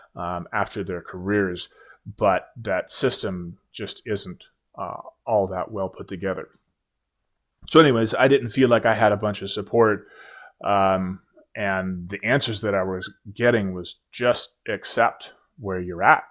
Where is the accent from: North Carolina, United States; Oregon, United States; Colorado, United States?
Oregon, United States; moved away as an adult; I move back home to my home state of Oregon